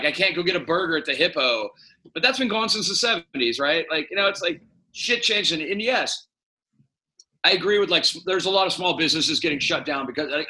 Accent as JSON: {"language": "English", "town": "San Francisco", "region": "California", "country": "United States", "tie": "born or raised there", "said": "I was born here 55 years ago. It's not the same city, but it is. And what I love about San Francisco, it is still fucking San Francisco."}